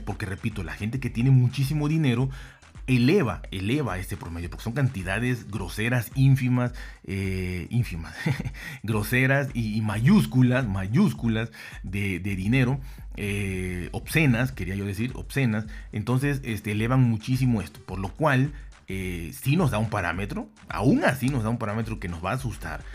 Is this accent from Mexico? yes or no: yes; Mexico; yo soy de México